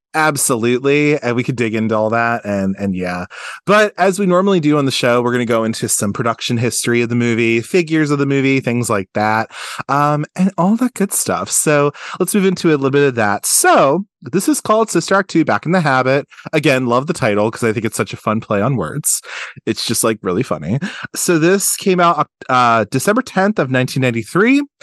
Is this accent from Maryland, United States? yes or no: yes; Baltimore, Maryland, United States; we're also Baltimore guys. He's from Baltimore, I'm from Baltimore.